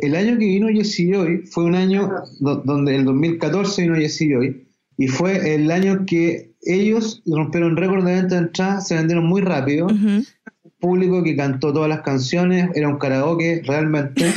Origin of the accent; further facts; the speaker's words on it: Chile; dentro del ADN nuestro como chilenos y latinoamericanos